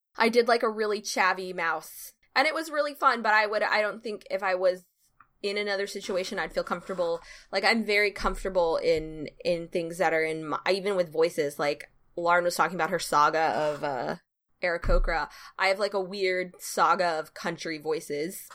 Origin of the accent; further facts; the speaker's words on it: the South, United States; I am from the South